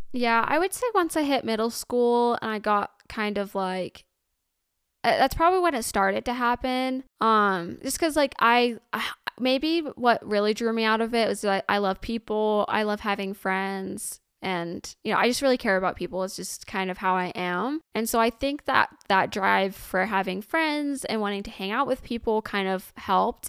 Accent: Indiana, United States; I'm from Indiana, born, ra-, and raised Hoosier.

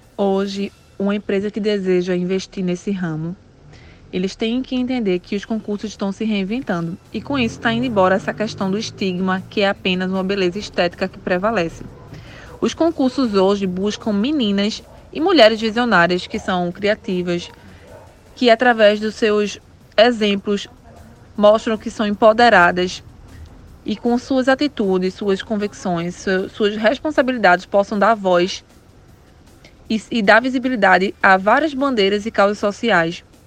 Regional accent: Recife, Pernambuco, Brazil; Recife, que é a minha cidade natal, onde eu moro

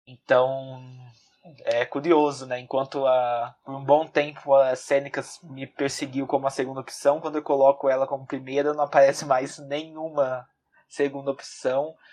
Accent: São Paulo, Brazil; now in Guarulhos, Brazil; sou da, da capital de São Paulo. Atualmente estou morando em, em Guarulhos, mas ah, nasci e até o meio do ano passado estava morando na, na capital de São Paulo.

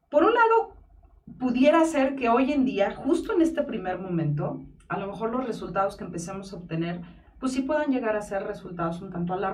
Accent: Mexico; y como buenos mexicanos que somos, dejamos todo para el último.

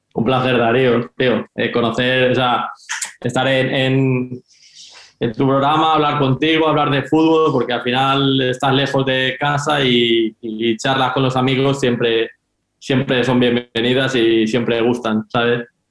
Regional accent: Valencia, Valencian Community, Spain; moved away as an adult; now in Finland; yo soy de Valencia

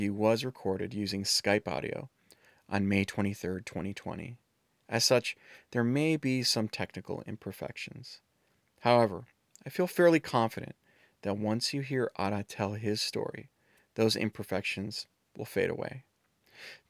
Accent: Chicago, Illinois, United States; I was born and raised in the Chicago area

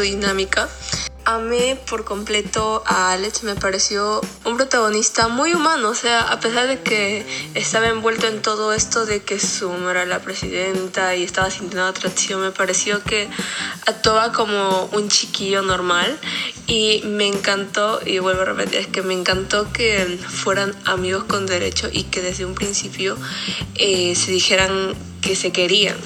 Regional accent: Lima, Peru; soy de Perú, Lima

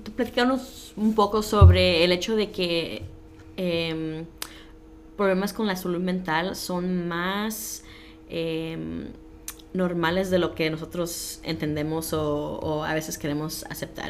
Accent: Los Angeles, California, United States; moved away as an adult; now in Des Moines, United States; nací en Los Ángeles y a los 18 años me mudé para Iowa

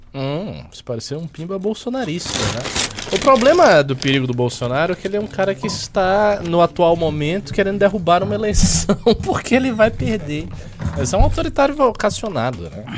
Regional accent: Bahia, Brazil; eu sou baiano

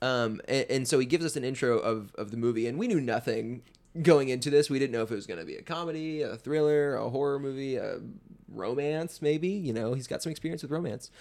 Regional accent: the South, United States; now in Atlanta, United States; we're from the South

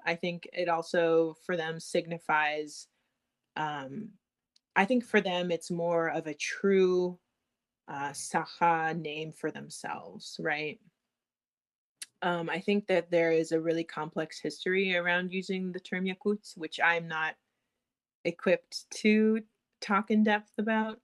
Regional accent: United States; I'm from the I was born in the United States.

